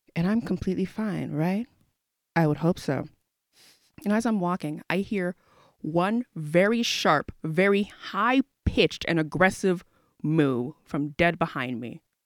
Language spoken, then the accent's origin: English; Houston, Texas, United States; I'm from Houston, Texas